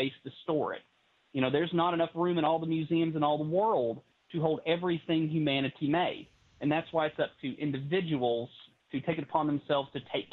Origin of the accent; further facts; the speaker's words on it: English Mountain, East Tennessee, United States; I was a kid growing up on English Mountain